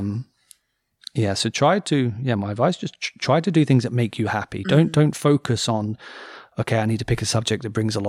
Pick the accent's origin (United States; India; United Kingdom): United Kingdom; Cambridge, East of England; moved away; I grew up in Cambridge